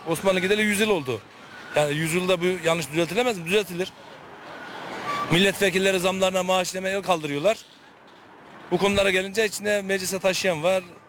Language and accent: Turkish; Turkey; bir Türk olarak